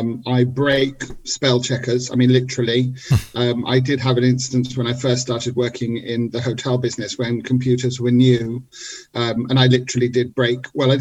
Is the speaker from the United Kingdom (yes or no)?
yes; England, United Kingdom; moved away as an adult; also born or lived in Israel; I'd lived most of my life in England